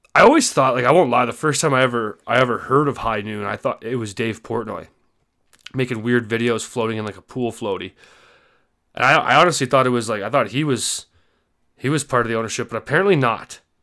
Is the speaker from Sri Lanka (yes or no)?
no; Canada; me as a Canadian